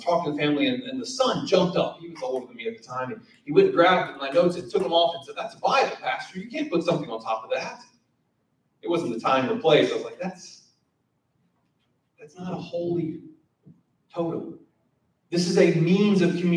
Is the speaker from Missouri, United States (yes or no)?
no; South Carolina, United States; moved away; also born or lived in Siler City, North Carolina; I'm from South Carolina. We don't talk right.